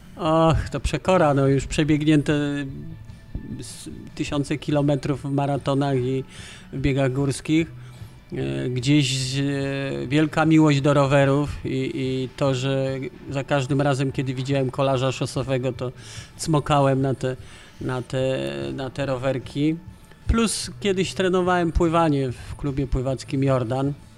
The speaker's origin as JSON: {"language": "Polish", "town": "Kraków", "region": "Lesser Poland", "country": "Poland", "tie": "born or raised there", "said": "ja jestem, e, Lajkonik, Radow-, Rodowity Lajkonik"}